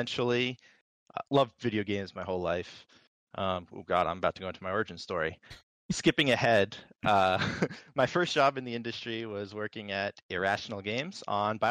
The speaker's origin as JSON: {"language": "English", "region": "East Coast", "country": "United States", "said": "I am from the East Coast."}